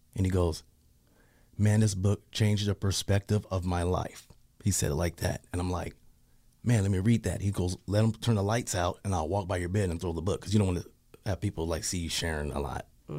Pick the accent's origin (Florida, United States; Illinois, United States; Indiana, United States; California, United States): California, United States; Pasadena; moved away; also born or lived in Portland, Oregon; I'm from Pasadena